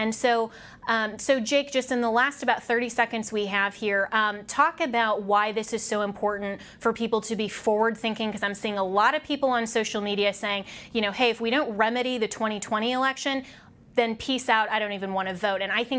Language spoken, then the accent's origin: English; Colorado, United States; I'm from Colorado